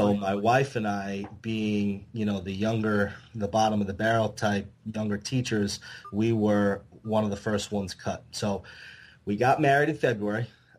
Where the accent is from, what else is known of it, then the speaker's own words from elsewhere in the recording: Long Island, New York, United States; now in New Jersey, United States; I moved to New Jersey from Long Island to get married, and so we were both teachers in New Jersey